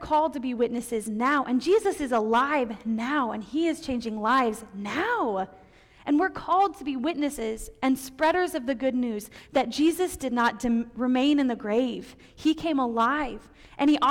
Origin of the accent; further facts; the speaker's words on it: Roswell, New Mexico, United States; moved away; Growing up in Roswell